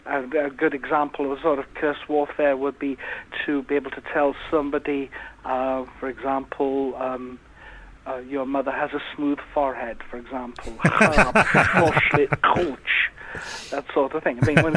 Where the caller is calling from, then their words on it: Wales, United Kingdom; It's actually North Wales.